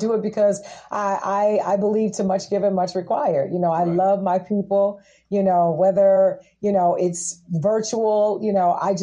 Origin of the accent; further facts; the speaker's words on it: Tennessee, United States; also born or lived in New York; now in Los Angeles, United States; I was born and raised in Tennessee